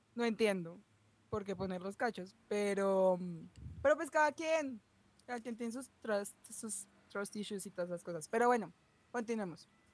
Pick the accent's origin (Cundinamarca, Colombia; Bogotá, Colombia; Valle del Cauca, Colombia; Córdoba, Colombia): Bogotá, Colombia; accent: rolo; por ser rola y por mi acento